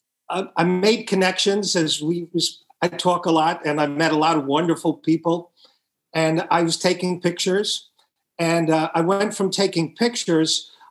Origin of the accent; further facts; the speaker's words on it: Long Island, New York, United States; also born or lived in Brooklyn, New York City; I was born in New York City, Brooklyn, and grew up in Long Island